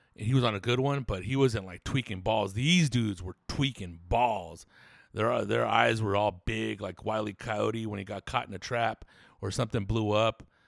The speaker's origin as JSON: {"language": "English", "town": "Riverside", "region": "California", "country": "United States", "tie": "born or raised there", "said": "born and raised in Riverside, California."}